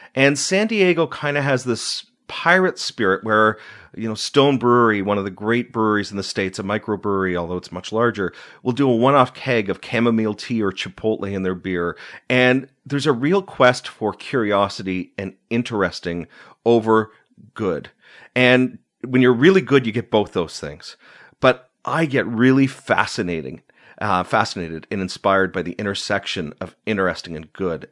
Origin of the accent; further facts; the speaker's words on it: Uxbridge, Ontario, Canada; also born or lived in Markham / East End, Toronto; We moved to Eudora, which is a suburb of Uxbridge, northeast of Toronto